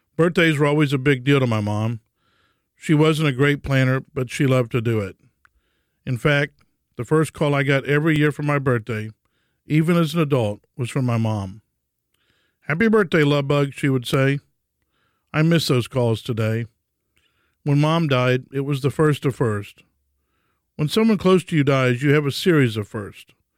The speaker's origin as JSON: {"language": "English", "town": "Houston", "region": "Texas", "country": "United States", "tie": "born or raised there", "said": "For me, life started in a Catholic hospital in Houston named after Jesus' earthly father, St. Joseph."}